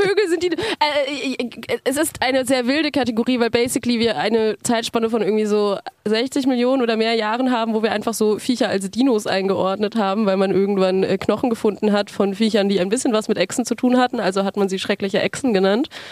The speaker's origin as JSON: {"language": "German", "town": "Frankfurt am Main", "region": "Hesse", "country": "Germany", "said": "Ich komme aus Frankfurt am Main und studiere dort soziale Arbeit"}